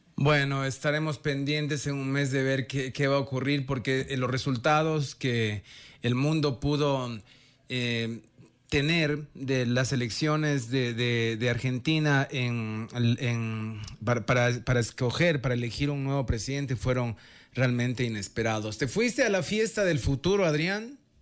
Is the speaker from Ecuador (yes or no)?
yes; Ecuador; no le dije que era de Ecuador, pero supuso que era de Venezuela por el acento